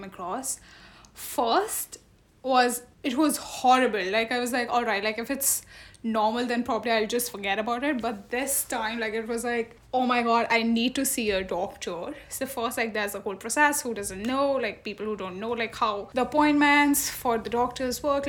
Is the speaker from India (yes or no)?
yes; Delhi, India; moved away as an adult; now in Berlin, Germany; I am from Delhi, from India, and it's been almost 1.5 years for me here.